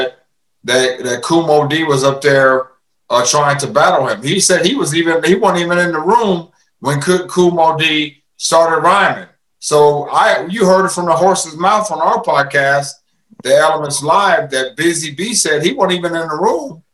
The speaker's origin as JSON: {"language": "English", "region": "Midwest", "country": "United States", "said": "I'm from the Midwest"}